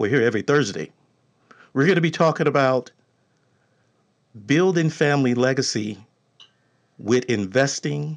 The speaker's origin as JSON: {"language": "English", "region": "Texas", "country": "United States", "said": "I'm from Texas."}